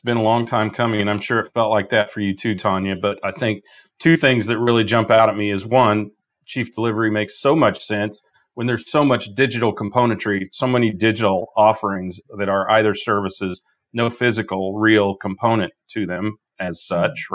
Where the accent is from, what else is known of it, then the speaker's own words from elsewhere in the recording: Midwest, United States; moved away; I'm from the Midwest.